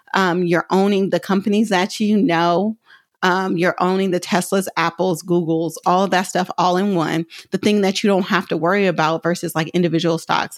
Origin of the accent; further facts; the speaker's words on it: Oakland, California, United States; I'm from Oakland, so I say hella simple